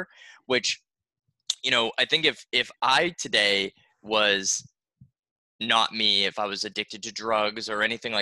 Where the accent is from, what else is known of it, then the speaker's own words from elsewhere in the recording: Boston, Massachusetts, United States; now in Florida, United States; I grew up in Boston